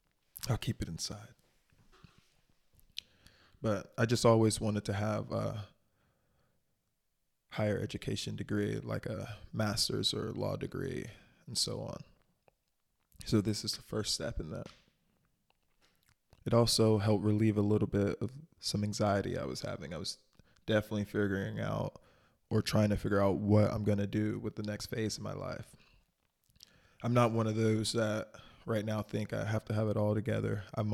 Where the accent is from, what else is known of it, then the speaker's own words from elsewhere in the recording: the South, United States; Like growing up in the South, you know, going to a private or prestigious higher education university was not really something that we strove to do.